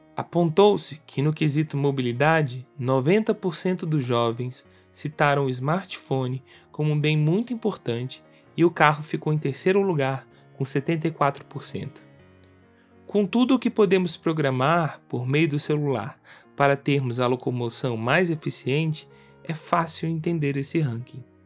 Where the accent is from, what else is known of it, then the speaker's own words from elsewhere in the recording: Brasília, Federal District, Brazil; eu sou de Brasília